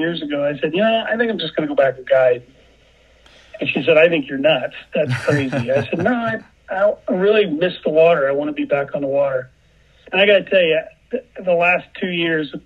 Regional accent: Sugar Creek and the Tippecanoe River, Indiana, United States; my childhood growing up on Sugar Creek and the Tippecanoe River

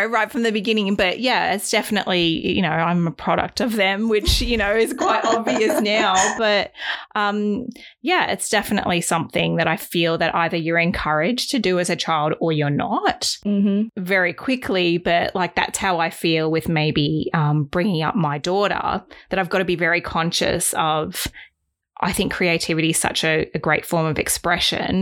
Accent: Australia; also born or lived in Los Angeles, United States; I was born in Australia, but I grew up in the US until I was 9, and my dad's American

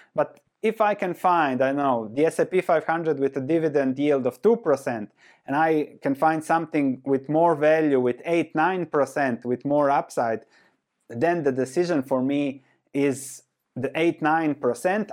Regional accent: Croatia; I was born and raised in Croatia, which was Yugoslavia before

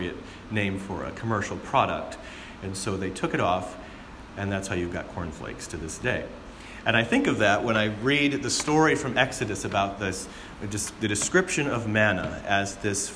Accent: Southwest Michigan, United States; Growing up in Southwest Michigan

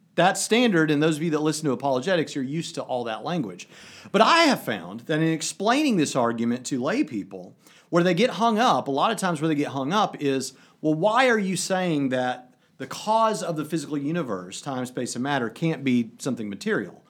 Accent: United States; I'm the American

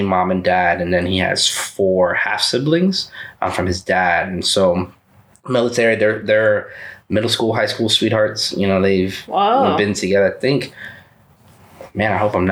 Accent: Eatonville, Florida, United States; first language Spanish; English is a second language; also born or lived in Fort Hood, Texas / Puerto Rico / New Jersey / East Orlando, Florida; we grew up in Eatonville

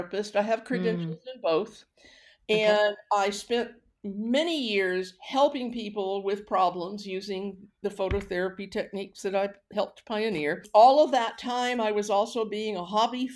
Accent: Houston, Texas, United States; accent: Texan; moved away as an adult; also born or lived in Vancouver, Canada; now in Canada; I grew up in Houston, Texas

